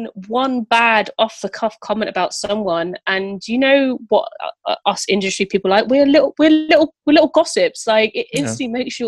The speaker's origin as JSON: {"language": "English", "town": "Bristol", "region": "South West England", "country": "United Kingdom", "said": "I'm the girl from Bristol. I don't know if I should have won half the things. They might have just wanted to get out of Bristol."}